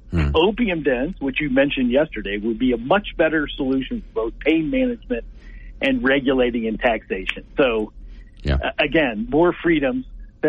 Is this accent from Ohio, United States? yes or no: yes; Ohio, United States; now in Laramie, United States; My home state of Ohio.